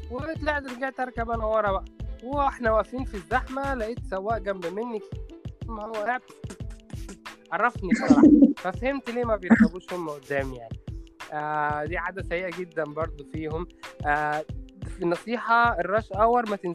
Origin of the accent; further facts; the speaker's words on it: Egypt; عارف عندنا في مصر كده طبعا مش منتشر في القاهره قوي بس منتشر اكتر في الارياف وفي الصعيد